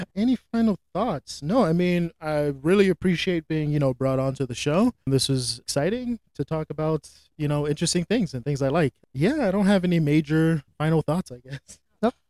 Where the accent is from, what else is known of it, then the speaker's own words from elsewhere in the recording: Florida, United States; moved away as an adult; also born or lived in Los Angeles / New York; now in New Hampshire, United States; I grew up in Florida